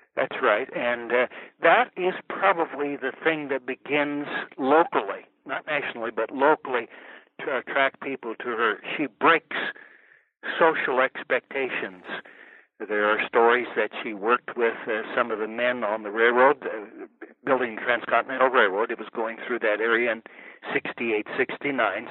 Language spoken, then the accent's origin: English; American West, United States; also born or lived in New Mexico; I uh, grew up here in the American West